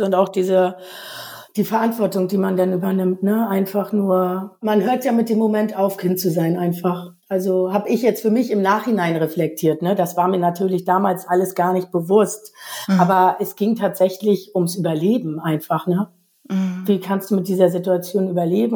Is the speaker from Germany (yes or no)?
yes; East Germany, Germany; moved away; ich bin in der DDR groß geworden